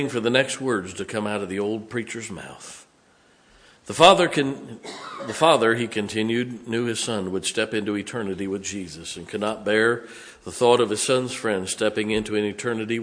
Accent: United States; As an American

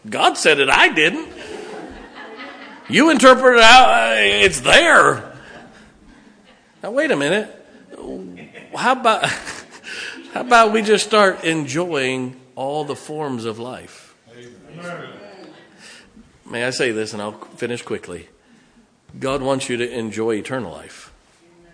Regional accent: Ohio, United States; I grew up in Ohio where there's a lot of Italians

